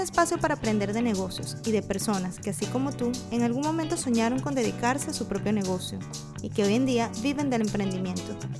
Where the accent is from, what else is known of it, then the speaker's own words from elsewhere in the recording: Venezuela; now in Ireland; tenemos a un invitado de mi país, de mi tierra